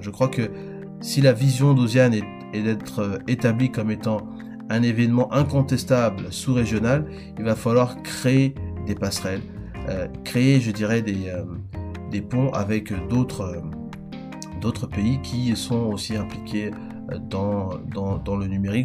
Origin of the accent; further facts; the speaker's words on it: Republic of the Congo; En tant que Congolais, nous, on est fiers